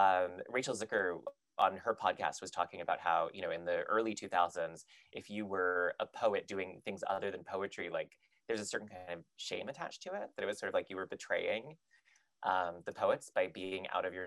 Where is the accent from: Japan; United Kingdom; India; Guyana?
United Kingdom; England; accent: British; also born or lived in Texas, United States; I had a very, very heavy British accent when I was a child, when I was like six. Mm-hmm. I had lived in England basically my entire speaking, I was born in Texas, but then I lived in England